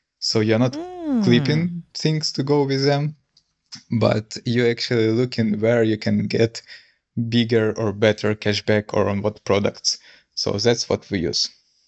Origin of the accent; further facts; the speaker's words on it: Ukraine; English is a second language; now in Portugal; I'm originally from Ukraine, but right now I'm in Portugal. Because of war that Russia is waging on Ukraine continues.